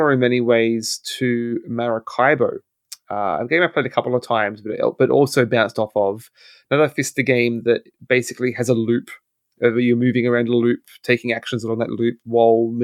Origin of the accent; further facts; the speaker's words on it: Australia; as an Australian